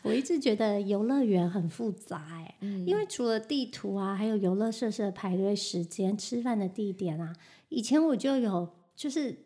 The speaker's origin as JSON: {"language": "Chinese", "country": "Taiwan", "tie": "born or raised there", "moved": "yes", "lives_now": "New York, United States", "said": "带他回台湾时进行一日游啊，回去看看我小时候长大的地方"}